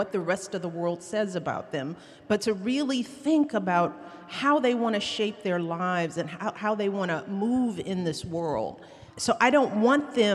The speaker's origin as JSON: {"language": "English", "town": "Chicago", "region": "Illinois", "country": "United States", "tie": "born or raised there", "said": "from the South Side of Chicago. I grew up in a little bitty house."}